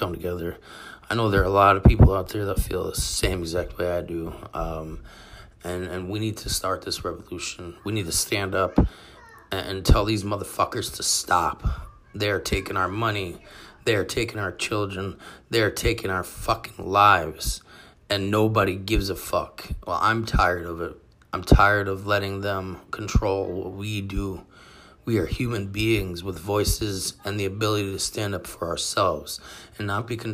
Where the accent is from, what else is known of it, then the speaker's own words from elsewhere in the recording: United States; we as American citizens